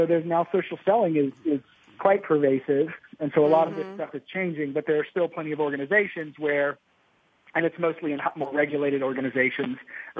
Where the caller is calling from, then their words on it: Austin, Texas, United States; I'm in Austin, Texas